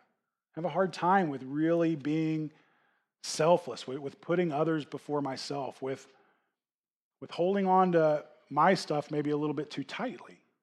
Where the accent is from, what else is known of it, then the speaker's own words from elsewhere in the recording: United States; we as, especially as American Christians